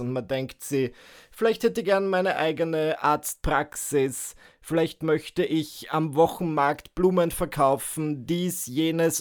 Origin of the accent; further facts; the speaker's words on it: Northern Burgenland, Austria; now in Vienna, Austria; zurück an meinem Heimatort, zurück in meiner Heimatregion, dem Nordburgenland